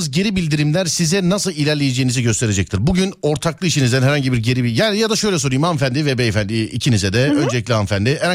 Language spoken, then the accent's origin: Turkish; Avanos, Nevşehir, Turkey; Kapadokya, Avanos. Kapadokya, Avanos.